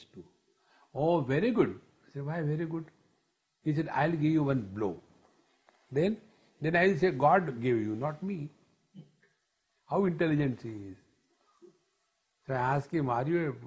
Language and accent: English; India; When I say I am Indian, I am talking about citizenship